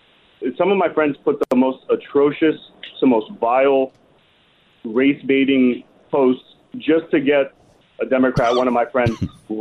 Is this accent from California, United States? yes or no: yes; California, United States; I'm from California